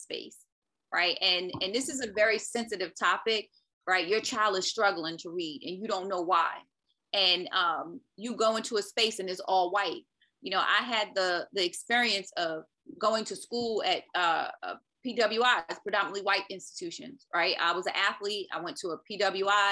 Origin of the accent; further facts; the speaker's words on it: New York City, New York, United States; moved away; also born or lived in North Carolina; I'm originally from Brooklyn, New York.